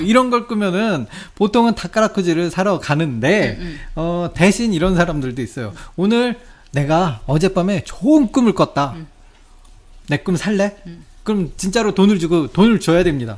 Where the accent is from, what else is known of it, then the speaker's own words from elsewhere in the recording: South Korea; 저 어렸을 때부터 한국에 살았는데